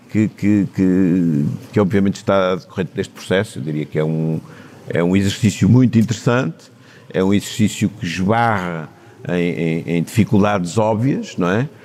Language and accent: Portuguese; Horta, Azores, Portugal; also born or lived in Torres Vedras / Timor; Os momentos da minha infância foram, foram na horta